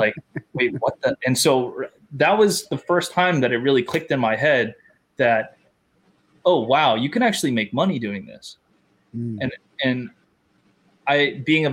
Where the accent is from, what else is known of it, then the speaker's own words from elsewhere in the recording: Hawaii, United States; moved away; also born or lived in Los Angeles, California; the culture is different in California versus where I grew up in Hawaii.